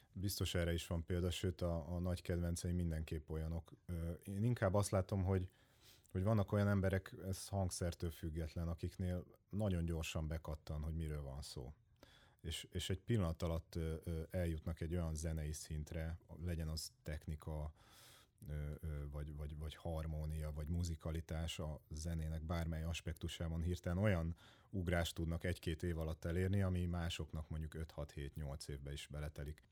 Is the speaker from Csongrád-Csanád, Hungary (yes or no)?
yes; Hódmezővásárhely, Csongrád-Csanád, Hungary; now in Budapest, Hungary; én hódmezővásárhelyi vagyok